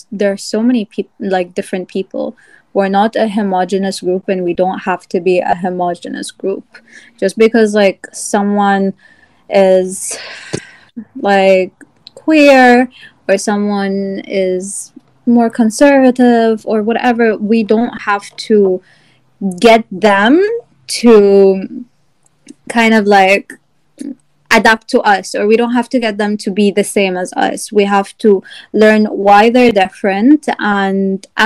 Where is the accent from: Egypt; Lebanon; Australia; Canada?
Egypt; also born or lived in Virginia; now in United States; I had to also like overcome some sort of xenophobia because I came from Egypt as well, and I had you know southern teachers.